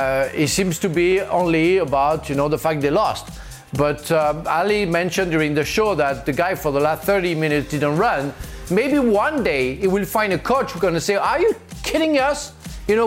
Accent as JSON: {"language": "English", "town": "Marseille", "region": "Provence-Alpes-Côte d'Azur", "country": "France", "tie": "born or raised there", "said": "I was born in Marseille."}